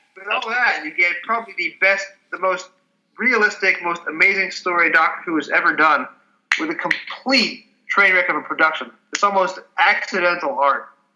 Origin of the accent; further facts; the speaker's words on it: New York suburbs, United States; I grew up in the New York suburbs in a suburb that was half Catholic, half Jewish.